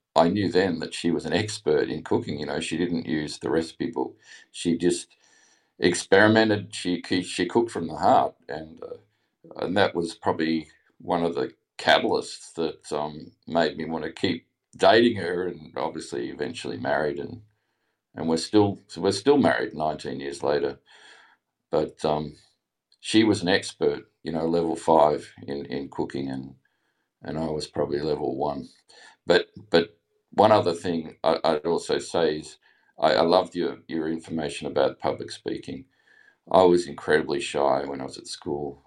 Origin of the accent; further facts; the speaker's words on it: Australia; accent: Australian; also born or lived in England; I obviously have an Australian accent, but I lived in England for a year, uh, when I was eighteen.